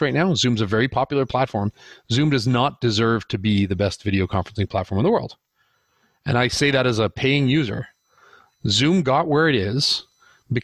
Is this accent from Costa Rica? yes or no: no; Canada; also born or lived in United States; I'm Canadian